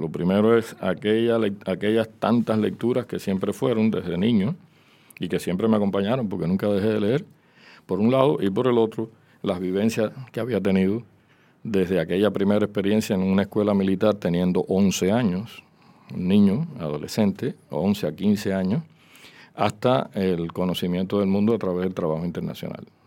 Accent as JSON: {"language": "Spanish", "country": "Cuba", "also_born_or_lived": "Philadelphia, United States", "first_language": "Spanish", "moved": "as an adult", "said": "como hace 20 años que ya salí de Cuba"}